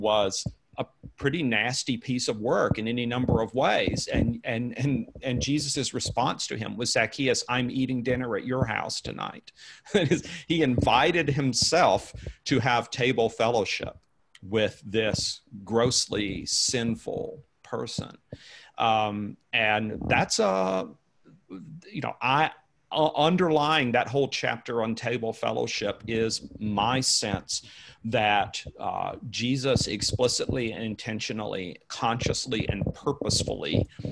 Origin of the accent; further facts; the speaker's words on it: United States; I'm writing as an American for my fellow Americans